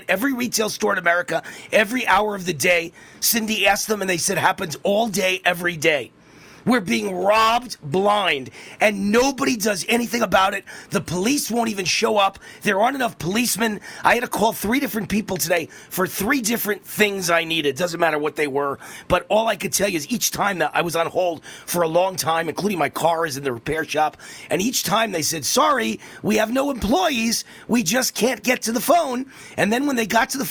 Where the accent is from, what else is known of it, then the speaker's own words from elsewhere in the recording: Mount Vernon, New York, United States; I'm from Mount Vernon, New York.